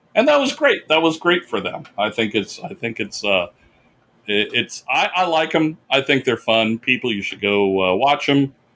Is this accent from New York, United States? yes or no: no; Orland, California, United States; moved away; I went up to Northern California uh, because I wanted to show Becky, my girlfriend, my hometown